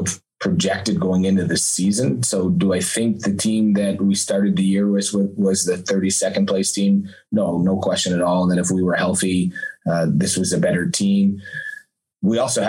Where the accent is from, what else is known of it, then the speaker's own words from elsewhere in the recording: Montreal, Quebec, Canada; I grew up in Montreal